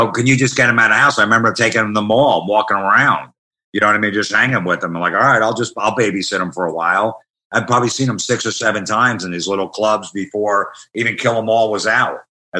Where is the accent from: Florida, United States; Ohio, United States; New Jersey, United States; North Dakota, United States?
New Jersey, United States; Old Bridge; So I grew up in Old Bridge, New Jersey.